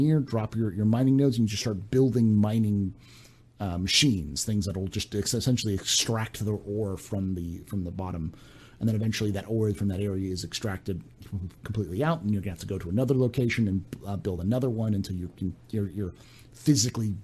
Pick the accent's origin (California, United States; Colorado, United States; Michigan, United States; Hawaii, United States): California, United States; I grew up in California